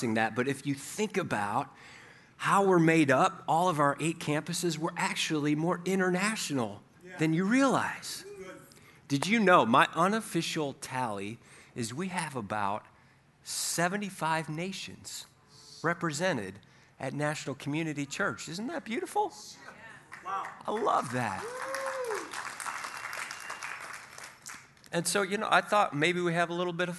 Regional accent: United States; us Americans

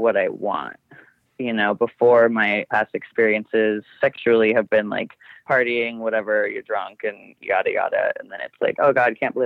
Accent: Northern California, United States; moved away as an adult; now in Eugene, United States; I grew up in a really small area in Northern California. My hometown is like 1,000 people

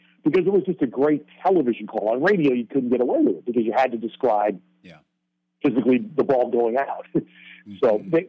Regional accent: New York, United States; I grew up in New York. My dad was a Brooklyn Dodgers fan.

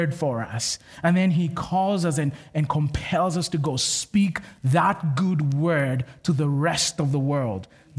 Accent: Kenya; moved away; I'm from Kenya, which is in Africa

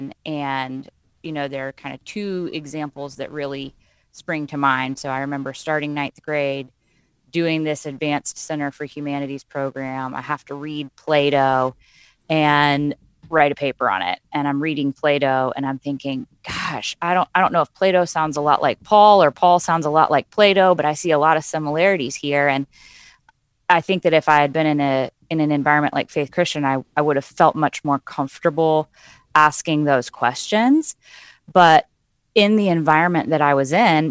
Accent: Roanoke, Virginia, United States; I was raised in Roanoke

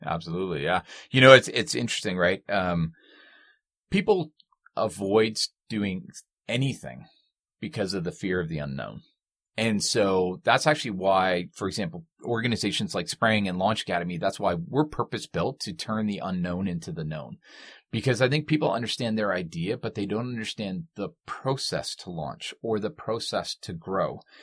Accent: Canada; we are Canadian

